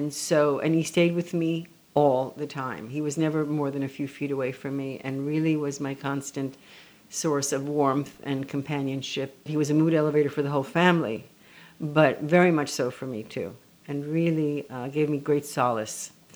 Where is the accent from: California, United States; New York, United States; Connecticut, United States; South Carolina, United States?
New York, United States; also born or lived in Tel Aviv, Israel; I was born in Tel Aviv. Yes. And then when I was 4 years old, we moved to New York. First, a short stint on Upper Broadway at the Hotel Monterey.